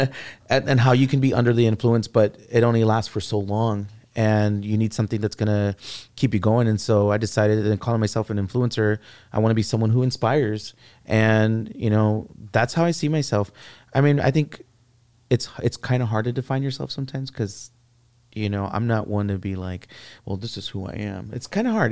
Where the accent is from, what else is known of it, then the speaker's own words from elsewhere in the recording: San Antonio, Texas, United States; I grew up in the Castellano courts